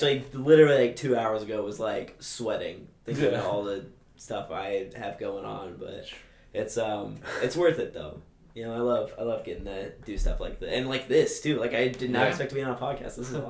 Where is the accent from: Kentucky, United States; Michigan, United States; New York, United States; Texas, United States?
Kentucky, United States; Owensboro; I'm from Owensboro.